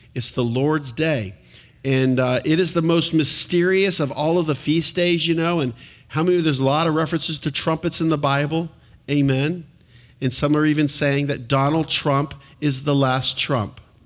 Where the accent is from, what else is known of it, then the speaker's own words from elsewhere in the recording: United States; being an American citizen